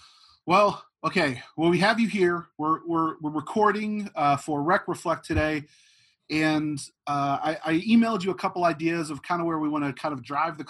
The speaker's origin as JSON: {"language": "English", "town": "Archer City", "region": "Texas", "country": "United States", "tie": "born or raised there", "said": "I grew up in Archer City, mm-hmm. and I got to grow up on country music just outside of Wichita Falls."}